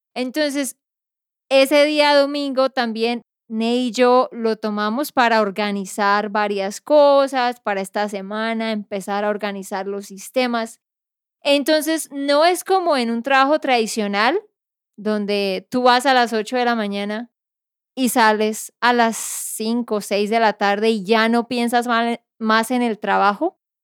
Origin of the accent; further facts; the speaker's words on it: Santander, Colombia; de Santander, Colombia.